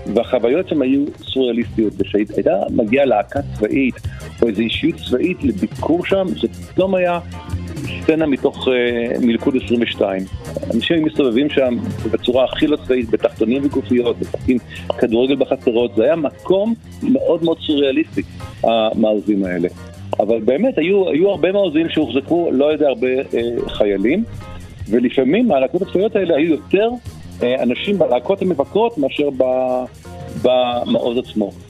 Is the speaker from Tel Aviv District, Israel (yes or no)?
yes; Ramat Gan, Tel Aviv District, Israel; אני גדלתי בשכונה קטנה מאוד ברמת גן